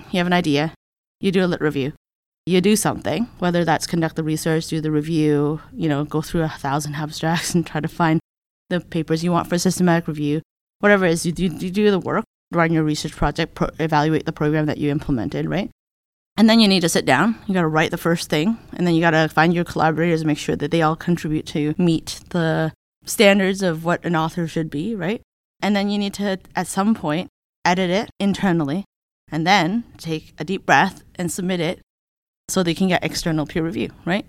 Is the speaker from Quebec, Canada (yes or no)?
no; Hamilton, Ontario, Canada; I am a Canadian. So, I come from Hamilton, Ontario, which is a little city basically outside of Toronto.